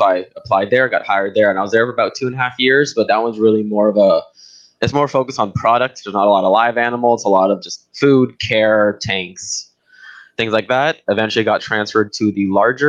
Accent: Brazil; now in Canada; I grew up in Brazil

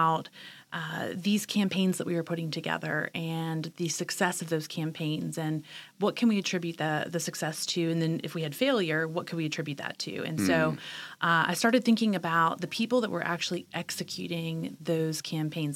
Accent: Charleston, West Virginia, United States; also born or lived in Richmond, Virginia / Washington, D.C. / Fayetteville, North Carolina; now in Wilmington, United States; I was born and raised in Charleston, West Virginia.

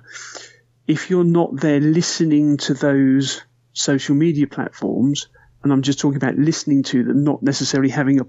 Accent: United Kingdom; we're British

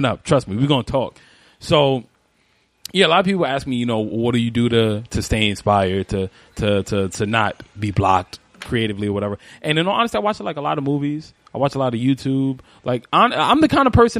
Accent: New York City, New York, United States; also born or lived in Brooklyn, New York; I didn't grow up in Brooklyn. I didn't come to Brooklyn until I was 15. I grew up in Spanish Harlem.

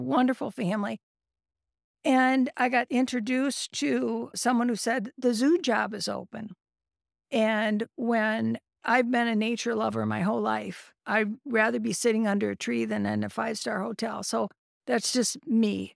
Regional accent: Carrollton, Michigan, United States; moved away as an adult; also born or lived in Ohio / Indiana / California; now in Saginaw, United States; I grew up in Carleton, graduated from Carleton High School

